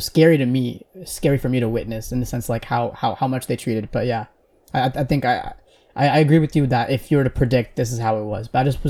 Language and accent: English; Bay Area, California, United States; moved away as an adult; also born or lived in Texas; I grew up on the West Coast in the Bay Area, and I went to Texas for undergrad